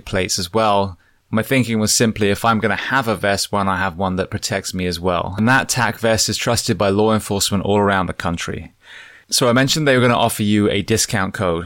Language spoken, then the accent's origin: English; United Kingdom; moved away; where I was born in the UK